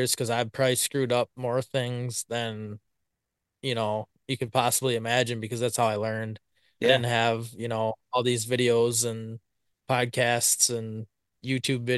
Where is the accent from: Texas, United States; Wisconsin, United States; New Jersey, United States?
Wisconsin, United States; Blanchardville; I'm from Blanchardville, Wisconsin. Been here my whole life, pretty much